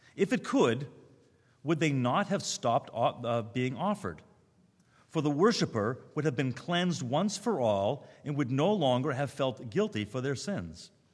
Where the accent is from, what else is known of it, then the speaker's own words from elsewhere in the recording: Newton, Massachusetts, United States; moved away; also born or lived in Brooklyn; I grew up in Reform Jewish home in Newton, Massachusetts